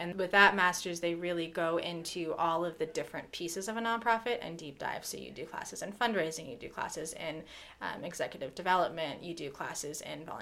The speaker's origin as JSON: {"language": "English", "town": "Loveland", "region": "Colorado", "country": "United States", "tie": "born or raised there", "said": "I grew up in Loveland, just down the road."}